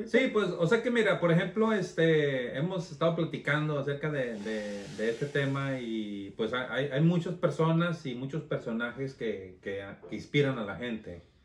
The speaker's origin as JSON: {"language": "Spanish", "town": "Torreón", "region": "Coahuila", "country": "Mexico", "moved": "as an adult", "said": "yo salí huyendo de Torreón, Coahuila"}